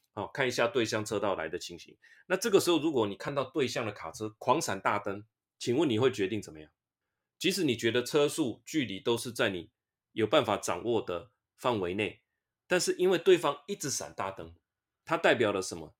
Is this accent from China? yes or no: no; Taiwan; 我们活在台湾 身为台湾人